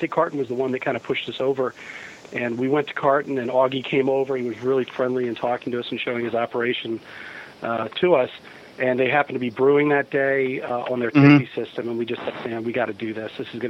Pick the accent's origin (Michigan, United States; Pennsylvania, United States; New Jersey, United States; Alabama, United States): New Jersey, United States; also born or lived in Flanders, Mount Olive, New Jersey; We're both from New Jersey. We live here actually in town.